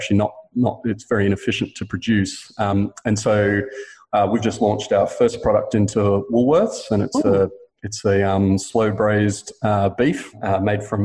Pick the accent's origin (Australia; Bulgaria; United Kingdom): Australia; Queensland; I grew up in Queensland eating steak and beef mince almost every night for dinner.